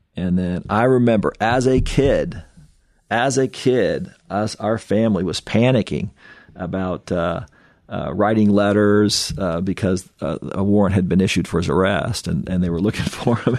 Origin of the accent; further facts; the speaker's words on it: Kokomo, Indiana, United States; growing up in Kokomo was awesome